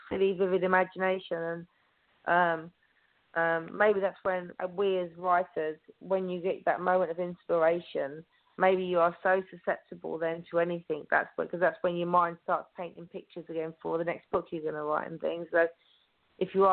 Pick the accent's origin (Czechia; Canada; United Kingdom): United Kingdom; Oxfordshire, South East England; also born or lived in Romsey